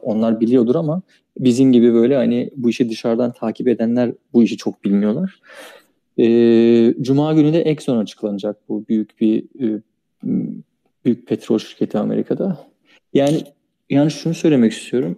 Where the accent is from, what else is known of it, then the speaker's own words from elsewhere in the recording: Çanakkale, Turkey; ben Çanakkale'liyim.